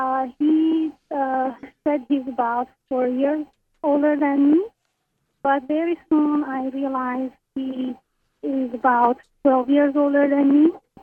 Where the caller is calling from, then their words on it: Canada; I'm calling from Canada.